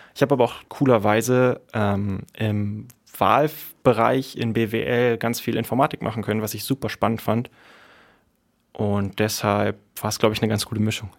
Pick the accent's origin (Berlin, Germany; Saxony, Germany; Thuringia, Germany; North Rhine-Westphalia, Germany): Berlin, Germany; Ich komme aus Berlin